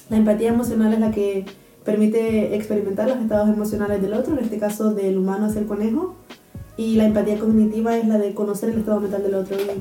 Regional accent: Gran Canaria, Canary Islands, Spain; moved away as an adult; now in Karlsruhe, Germany; nací en Gran Canaria

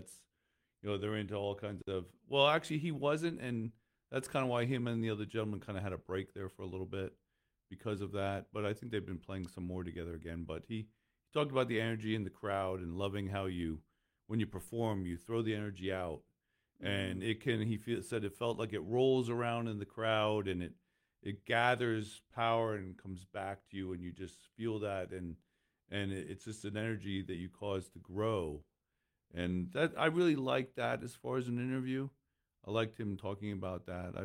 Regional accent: Lehigh Valley, Pennsylvania, United States; I'm from the Lehigh Valley

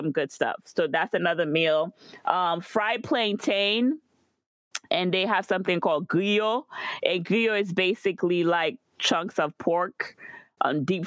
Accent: Guadeloupe; moved away; growing up in Guadeloupe

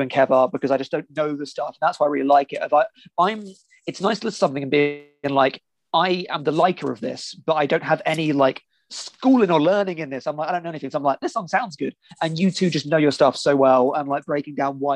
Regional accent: United Kingdom; I'm British

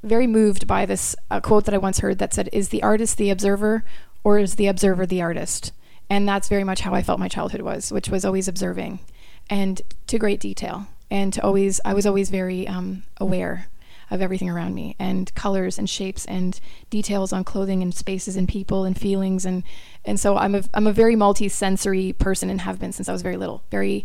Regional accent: Brantford, Ontario, Canada; born or raised there; moved away as an adult; also born or lived in Florida, United States / Australia / New York City, United States

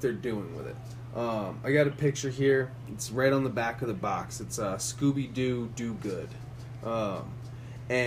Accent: Connecticut, United States; I'm from Connecticut

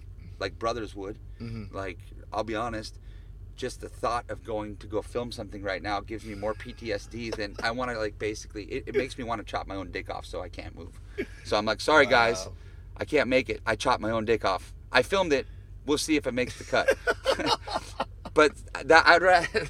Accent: the Northwest, Pacific Northwest, United States; growing up in the Northwest

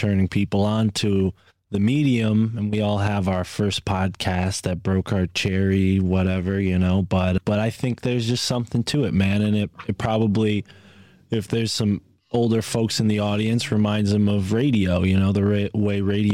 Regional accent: East Coast, United States; accent: East Coast; my East Coast accent

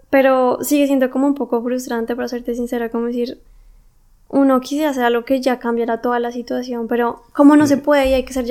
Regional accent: Colombia; now in Germany; si no funcionan aquí las cosas en Alemania, me tengo que volver a mi país porque aún así soy colombiana. O sea, es mi país. Y también es mi familia la que está allá

